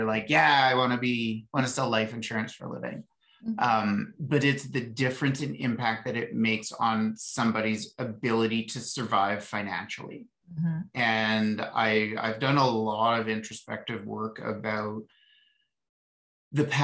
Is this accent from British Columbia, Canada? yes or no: no; Ottawa, Ontario, Canada; I grew up in Ottawa, and we'd go to the Rough Rider games with dad